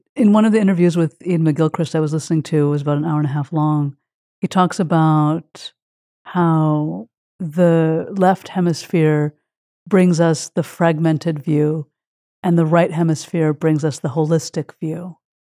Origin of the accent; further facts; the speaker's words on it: Quebec, Canada; my childhood and growing up in Quebec. Canada